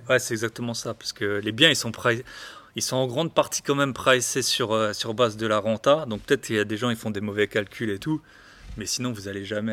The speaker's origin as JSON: {"language": "French", "area": "the East", "region": "eastern France", "country": "France", "said": "je parle très doucement aussi, je viens de l'Est"}